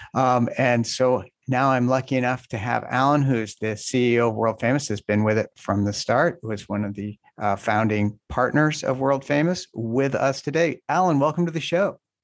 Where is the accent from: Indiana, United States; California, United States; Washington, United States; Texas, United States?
Indiana, United States; I grew up in Indiana.